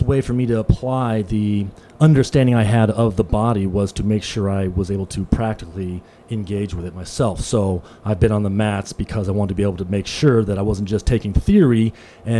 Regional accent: Southern California, United States; moved away as an adult; also born or lived in Las Vegas; Born and raised in Southern California

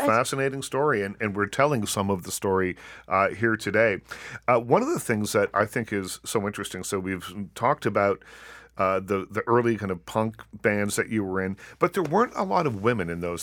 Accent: Nova Scotia, Canada; I grew up in Nova Scotia

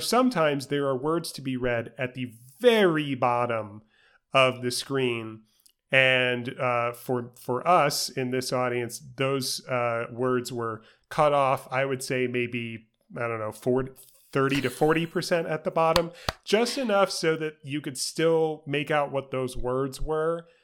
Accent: New York City, New York, United States; I grew up in New York City.

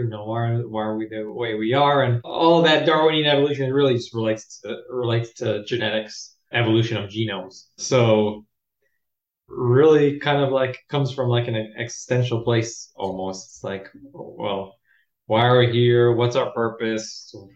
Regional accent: Los Angeles, California, United States; Born and raised in Los Angeles, California

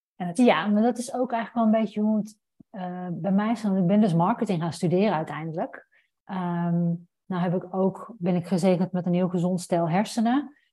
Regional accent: Roosendaal, North Brabant, Netherlands; moved away as an adult; also born or lived in Amsterdam; ik ben opgegroeid in Brabant, in Roosendaal

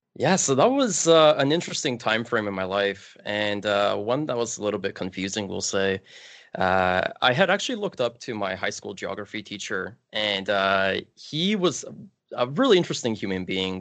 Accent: Kielce, Świętokrzyskie Voivodeship, Poland; now in Canada; I was actually bo-, born outside of Canada in a small city in Poland called Kielce.

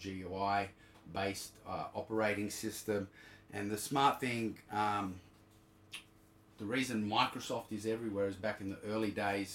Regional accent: Canberra, Australian Capital Territory, Australia; moved away as an adult; also born or lived in Sydney; I was from Canberra

